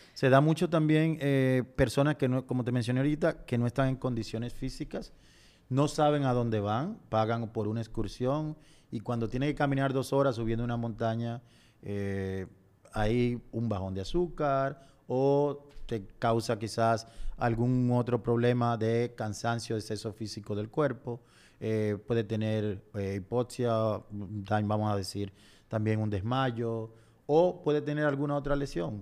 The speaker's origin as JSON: {"language": "Spanish", "country": "Dominican Republic", "said": "nuestra montaña más alta del Caribe"}